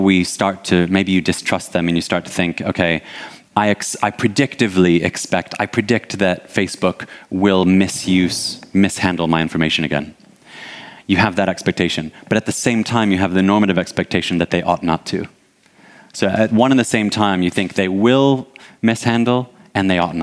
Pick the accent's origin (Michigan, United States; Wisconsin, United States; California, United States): Michigan, United States; Detroit; now in United Kingdom; I'm originally from Detroit.